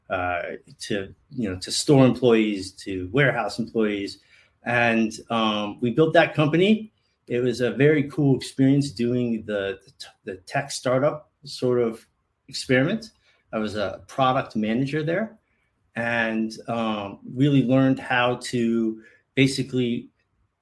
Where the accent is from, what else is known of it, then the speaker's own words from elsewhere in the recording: Los Angeles, California, United States; also born or lived in Chicago; I'm here in Los Angeles. This is actually where I was born and raised